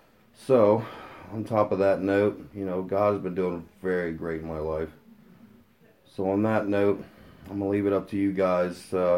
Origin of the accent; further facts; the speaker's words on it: Brooklyn, New York, United States; born there; also born or lived in Ohio; I was born in New York, Brooklyn. Came here to Ohio, back and forth from Ohio to Brooklyn, you know, depending on what parents wanted me that week.